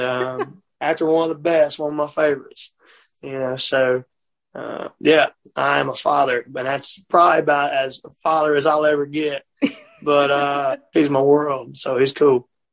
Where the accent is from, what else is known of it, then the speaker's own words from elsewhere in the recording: Mississippi, United States; I'm from Mississippi